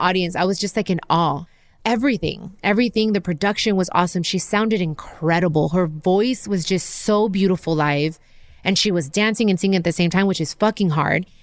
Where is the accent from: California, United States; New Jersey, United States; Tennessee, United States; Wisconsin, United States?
California, United States; Long Beach; I'm from Long Beach. We're both Mexican-American